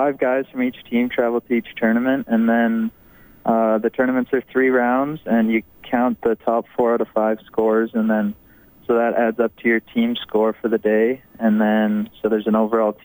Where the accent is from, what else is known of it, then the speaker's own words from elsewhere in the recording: St. Albert, Alberta, Canada; moved away as an adult; also born or lived in Washington State; I grew up in St. Albert